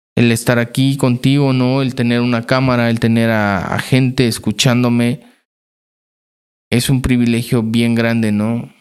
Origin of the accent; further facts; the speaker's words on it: Chignahuapan, Puebla, Mexico; Estuve trabajando en un bachillerato allá en mi ciudad, en Chignahuapan